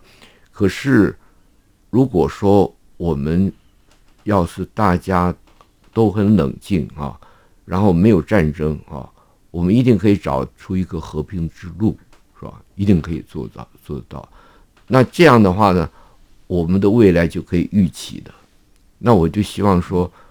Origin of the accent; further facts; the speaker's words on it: China; now in Taiwan; 因为正好日本人走了嘛，我我们从大陆来的人越来越多了啊